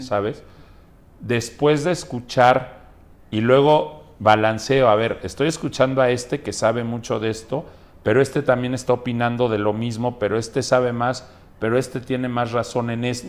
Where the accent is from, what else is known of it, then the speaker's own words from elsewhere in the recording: Mexico; soy mexicano. Sí. Digo, con mucho orgullo tengo descendencia libanesa, pero más orgullosamente soy mexicano